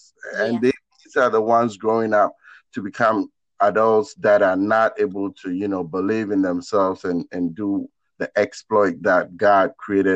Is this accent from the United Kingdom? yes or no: no; Ghana; moved away; I come from Ghana in West Africa. And I was uprooted and planted in a brand new place, a completely different environment